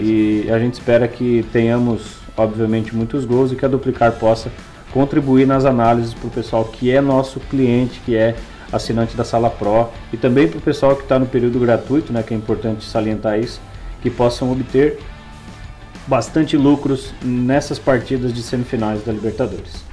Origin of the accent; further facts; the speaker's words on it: Brazil; nós que somos brasileiros